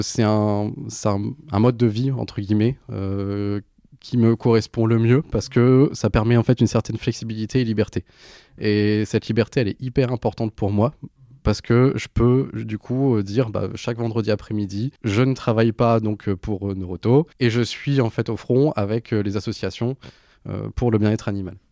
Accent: Béthune, Hauts-de-France, France; now in Lille, France; j'ai grandi dans le Pas-de-Calais, à Béthune.

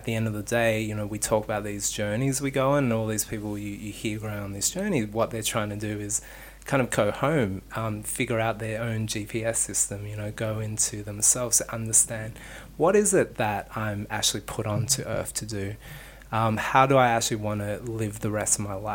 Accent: Sydney, New South Wales, Australia; moved away as an adult; also born or lived in New York; I lived in New York and I grew up in Sydney

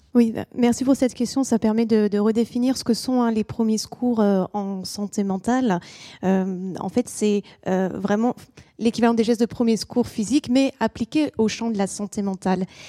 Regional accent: France; also born or lived in England; chez nous en France

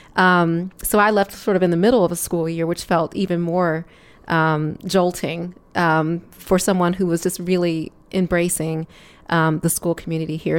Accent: Detroit, Michigan, United States; moved away as an adult; also born or lived in Chicago; I am from Detroit, Michigan, and, um, returning to Michigan after leaving in nineteen ninety-four

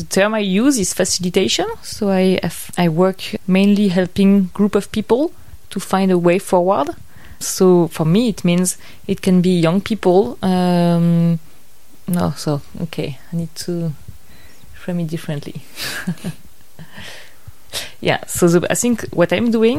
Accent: Paris, Île-de-France, France; moved away as an adult; also born or lived in Vietnam; I'm French. I'm 31. I grew up in Paris

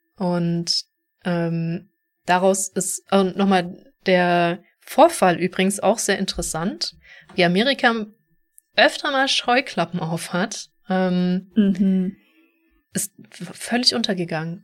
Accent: Stuttgart area, towards the Black Forest, Baden-Württemberg, Germany; da wo ich herkomme, Großraum Stuttgart, Richtung Schwarzwald

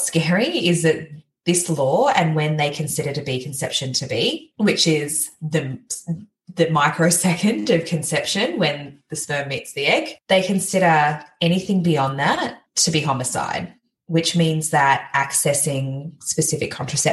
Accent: Gold Coast, Queensland, Australia; I grew up on the Gold Coast, so really close to the New South Wales border

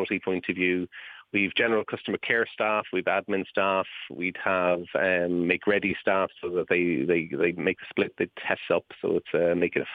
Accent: Ireland; as an Irishman, it's very important to me that we do have a presence here in Ireland

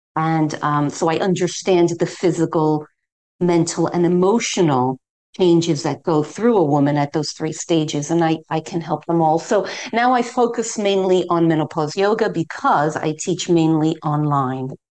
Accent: New York City, New York, United States; moved away as an adult; now in London, United Kingdom; I'm originally from New York City, but I've lived in London, England now for over 30 years, and that that's my home.

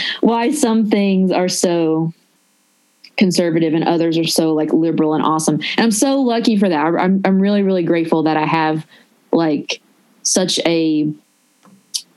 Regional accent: Nashville, Tennessee, United States; accent: Southern; moved away as an adult; also born or lived in Los Angeles, United States; I'm from Nashville

